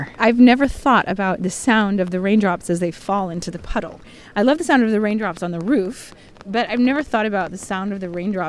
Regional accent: Seattle, Washington, United States; We're from Seattle

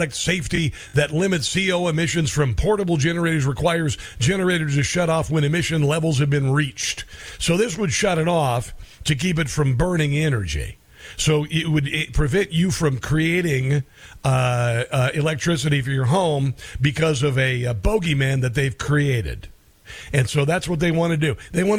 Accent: Iowa, United States; I'm from Iowa

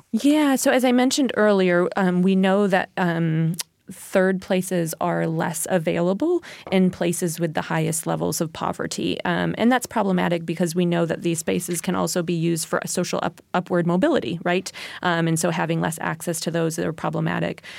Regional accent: New York, United States; my hometown, um, DeFerry at New York, it has a population of four hundred

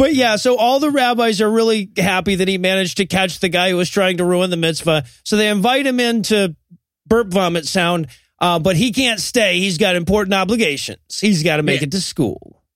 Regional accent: Georgia, United States; I grew up in Georgia

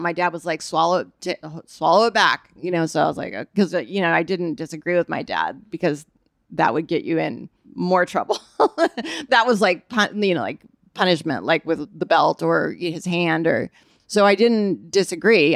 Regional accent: Bay Area, California, United States; born or raised there; also born or lived in Nebraska

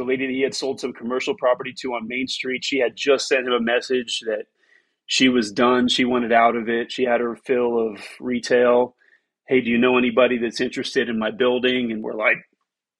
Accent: Miami, Florida, United States; moved away as an adult; also born or lived in Tampa, Florida / Western North Carolina / East Tennessee; born in Miami in 1976

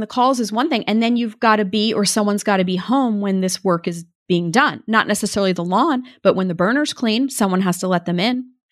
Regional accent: Maine, United States; moved away; I grew up in Maine

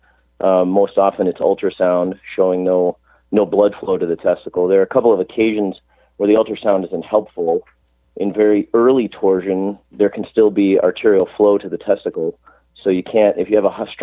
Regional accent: Chicago, Illinois, United States; moved away as an adult; also born or lived in St. Louis; now in Cleveland, United States; I grew up in Chicago, went to college in Chicago

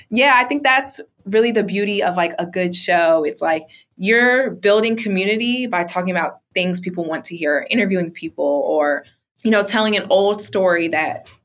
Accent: Bronx, New York, United States; Like, we're both black women, or we're both from the Bronx.

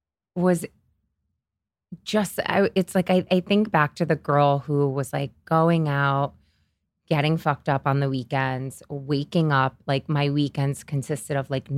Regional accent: Syracuse, New York, United States; born or raised there; moved away as an adult; now in New York City, United States

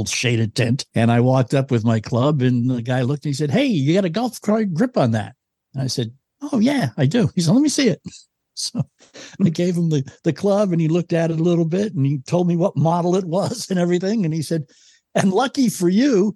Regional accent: Boston, Massachusetts, United States; I'm from Boston

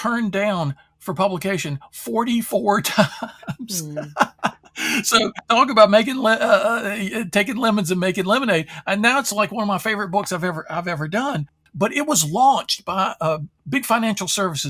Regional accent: Durham, North Carolina, United States; I grew up in Durham, North Carolina

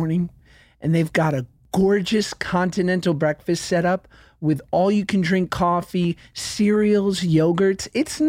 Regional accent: Cleveland, Ohio, United States; from Cleveland, and I live just more of a normal life.

